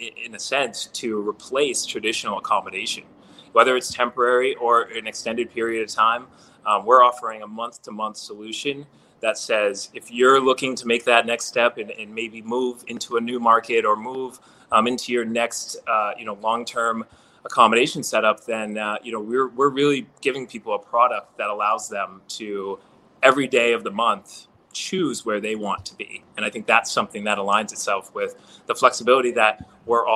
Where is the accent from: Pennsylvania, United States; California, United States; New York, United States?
New York, United States; New York City; as a New Yorker